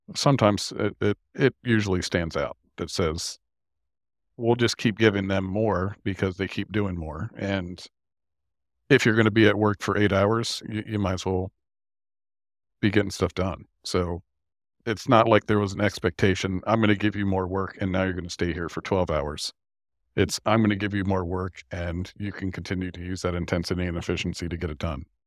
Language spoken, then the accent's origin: English; York, Pennsylvania, United States; moved away as an adult; B A Systems i-, is in my hometown of York, Pennsylvania.